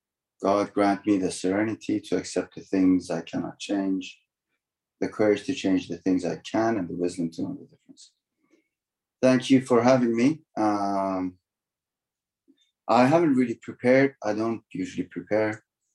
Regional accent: Toronto, Ontario, Canada; So yeah, I lived in Toronto, and I grew up in Scarborough partly, and in the West End of Toronto.

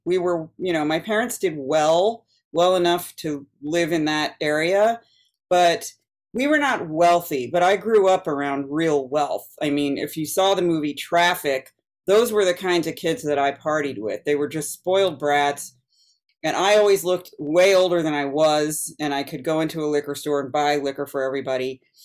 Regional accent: East Coast, United States; I grew up on the East Coast

